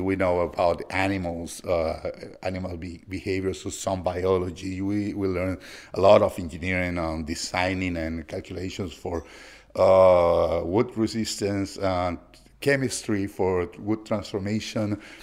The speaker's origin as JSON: {"language": "English", "region": "Lima", "country": "Peru", "tie": "born or raised there", "moved": "yes", "said": "I'm from Lima, Peru"}